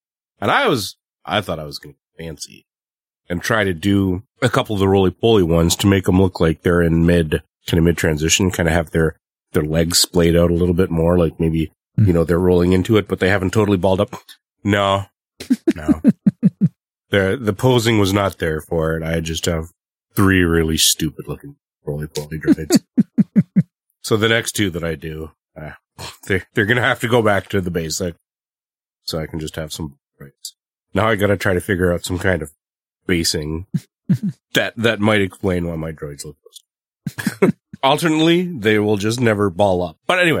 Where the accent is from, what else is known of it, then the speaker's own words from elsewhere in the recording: Canada; I'm the Canadian.